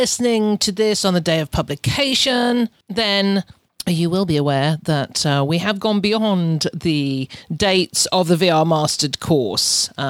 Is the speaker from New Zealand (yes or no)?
no; England, United Kingdom; moved away as an adult; now in Canada; when I came out from England to Canada back nearly 20 years ago to start doing this, I just bought everything cheap.